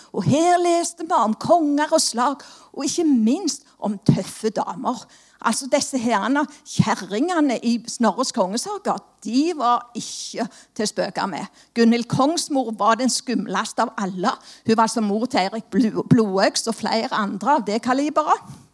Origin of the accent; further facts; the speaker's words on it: Stavanger, Rogaland, Norway; Som dere hører, så er jeg jo fra Stavanger